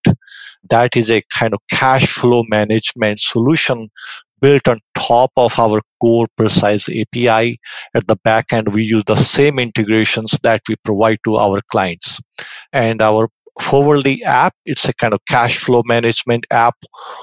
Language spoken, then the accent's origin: English; India; moved away as an adult; also born or lived in Victoria, Canada; now in Vancouver, Canada; I was born and raised in India, but I came to Canada around 25, 26 years ago